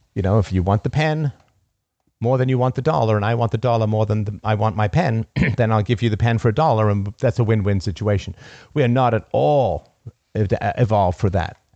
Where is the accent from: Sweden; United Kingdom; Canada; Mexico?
United Kingdom; as a British raised person